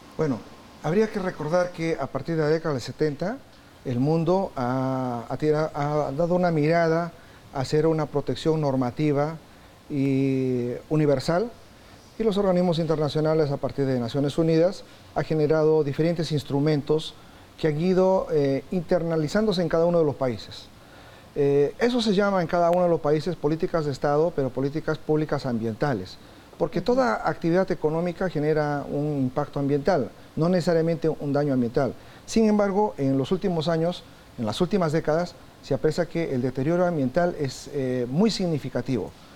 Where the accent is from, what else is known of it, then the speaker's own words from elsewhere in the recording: Peru; yo soy natural de Perú